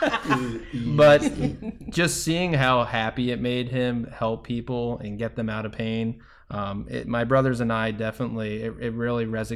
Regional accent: New Jersey, United States; now in Tampa, United States; I am from New Jersey.

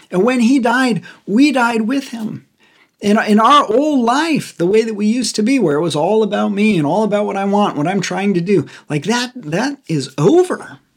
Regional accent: United States; we as we as modern American Christians

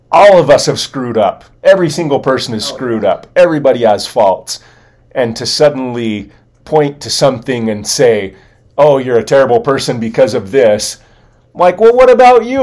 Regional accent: California, United States; growing up in Southern California, like, uh-huh. there's, there's

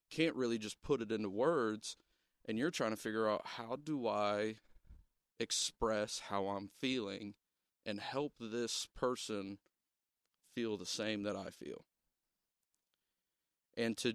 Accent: Ohio, United States; We're from Southern Ohio. Okay? We told we y'all. We talk funny.

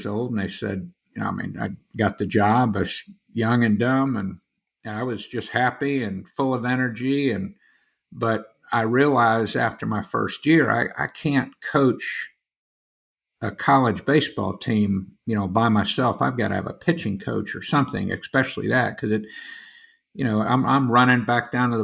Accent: Orlando, Florida, United States; now in St. Augustine, United States; I grew up in Central Florida in Orlando

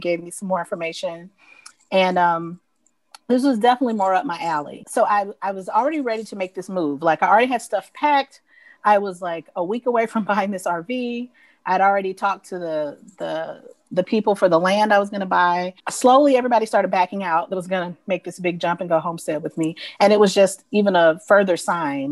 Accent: Atlanta, Georgia, United States; moved away; am originally from Atlanta, from Georgia

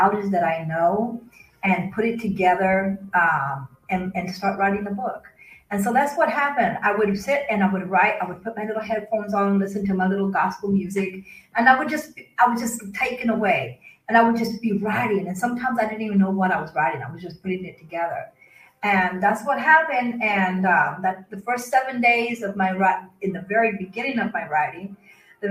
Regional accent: Arkansas, United States; moved away; also born or lived in Kansas; I was born and raised in Arkansas, but I lived in Kansas for about 17 years.

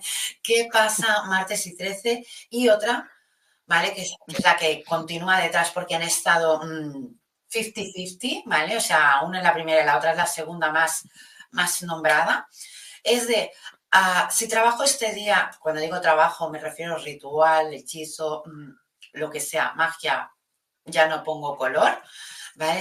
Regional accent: Spain

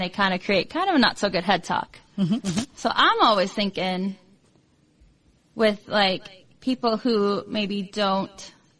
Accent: Iowa, United States; I came from Iowa.

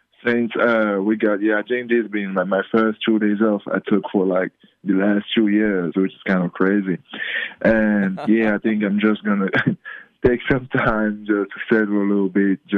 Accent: Cameroon; moved away; also born or lived in Australia / Las Vegas; I'm the first from Cameroon to be in a team that won a national championship

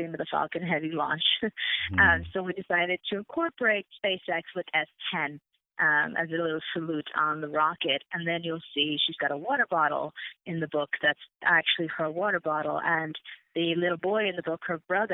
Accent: Ireland; moved away; I'm originally from Ireland, born and raised.

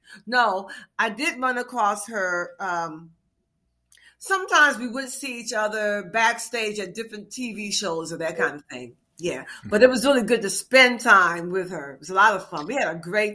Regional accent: Washington, District of Columbia, United States; moved away as an adult; also born or lived in Baltimore, Maryland; now in Paris, France; I was born in Baltimore, Maryland, mm-hmm. but I moved to Washington at a very early age. So I really claim Washington because I don't remember much about Baltimore

